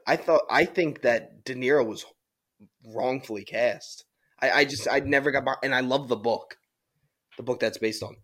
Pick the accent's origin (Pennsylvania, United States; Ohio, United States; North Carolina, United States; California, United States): Pennsylvania, United States; Philadelphia; we're from Philly